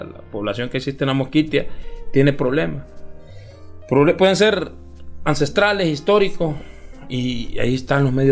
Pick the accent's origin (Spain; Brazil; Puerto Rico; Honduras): Honduras; Olancho; now in Tegucigalpa, Honduras; yo, soy de, del área rural {S0} del {S255} país.